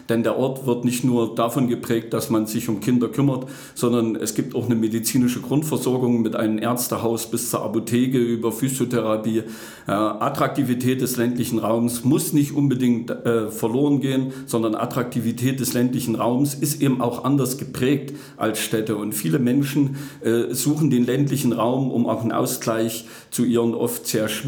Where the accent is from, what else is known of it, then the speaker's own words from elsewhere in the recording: Plankenstein, Thuringia, Germany; Ich bin in der Rennsteiggemeinde Plankenstein groß geworden. Ja, dort äh, lebe ich seit äh, über 50 Jahren.